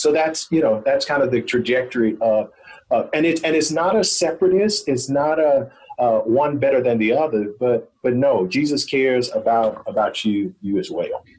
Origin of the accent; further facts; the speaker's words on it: Goodwater, Alabama, United States; my hometown, Goodwater, Alabama